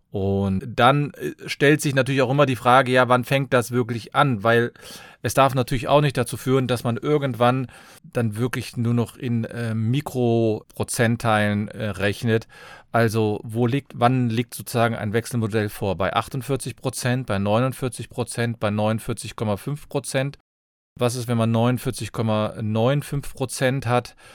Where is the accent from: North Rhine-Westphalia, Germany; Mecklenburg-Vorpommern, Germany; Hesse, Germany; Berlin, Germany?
North Rhine-Westphalia, Germany; Cologne; Ich komme aus Köln, bin Fachanwalt für Familienrecht